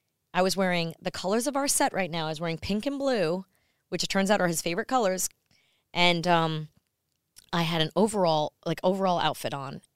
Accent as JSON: {"language": "English", "region": "New York", "country": "United States", "accent": "New York", "said": "But things like Santa Claus or paranoid or Florida, I still say with a New York accent."}